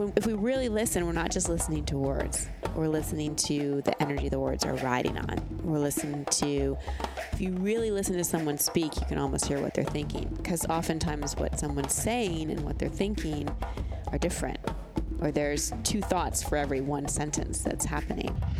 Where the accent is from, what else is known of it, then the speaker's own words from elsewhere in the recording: Texas, United States; I grew up in Texas